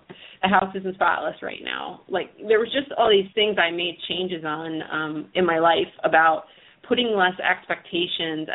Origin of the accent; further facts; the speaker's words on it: United States; We're from the New York, New Jersey area. And, I grew up with a lot of friends and families that are Italian